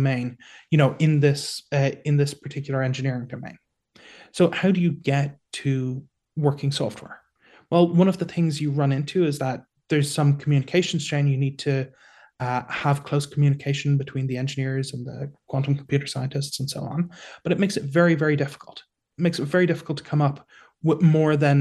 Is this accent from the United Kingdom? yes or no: no; Ireland; now in Singapore; I'm Irish